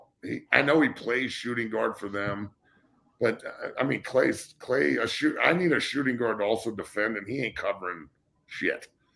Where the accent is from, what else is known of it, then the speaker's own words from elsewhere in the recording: Denver, Colorado, United States; I love watching the Nuggets as much as I do, and I'm so glad they're in my hometown